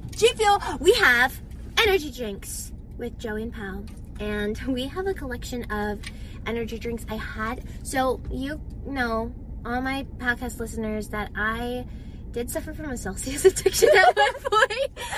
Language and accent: English; Arizona, United States; moved away as an adult; I am in Arizona visiting my hometown